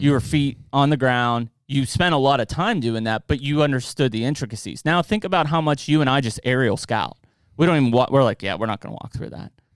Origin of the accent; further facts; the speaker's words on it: Penn Trafford area, Westmoreland County, Pennsylvania, United States; I grew up out in Penn Trafford area, Westmoreland County.